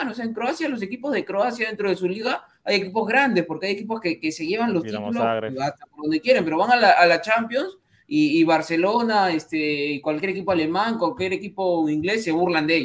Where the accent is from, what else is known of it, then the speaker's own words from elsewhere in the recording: Peru; todos somos peruanos.